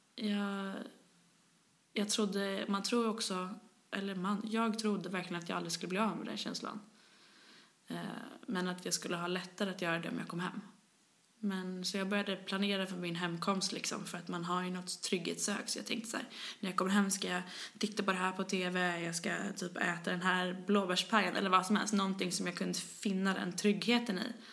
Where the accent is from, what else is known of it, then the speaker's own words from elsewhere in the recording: Stockholm, Stockholm County, Sweden; accent: thick Stockholm; jag är från Stockholm, som man hör. Skäms alltid över min grova stockholmska